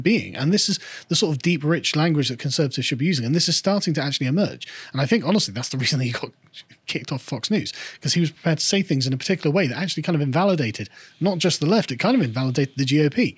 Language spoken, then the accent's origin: English; England, United Kingdom; I'm an Englishman